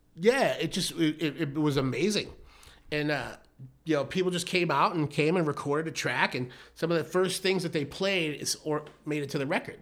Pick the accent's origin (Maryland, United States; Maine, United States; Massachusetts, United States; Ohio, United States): Massachusetts, United States; Brockton; moved away as an adult; also born or lived in Bedford, Massachusetts / Rocky Point, Mexico; now in Arizona, United States; I grew up in Massachusetts